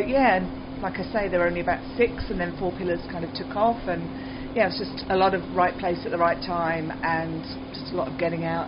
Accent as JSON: {"language": "English", "area": "West Country", "region": "South West England", "country": "United Kingdom", "tie": "born or raised there", "moved": "as an adult", "lives_now": "Australia", "said": "I grew up in the West Country in the UK, which is a bit OOR, combine harvester, and cider and scrumpy."}